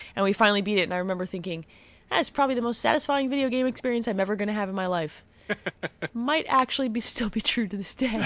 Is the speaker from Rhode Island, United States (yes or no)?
no; New Jersey, United States; I'm Italian, I'm from Jersey